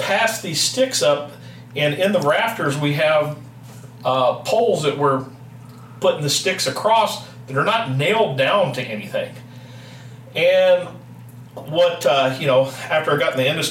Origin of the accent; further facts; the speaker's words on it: Kentucky, United States; moved away; I grew up in Kentucky, as you can tell based on my accent. Obviously, I'm not your true Iowan or Midwesterner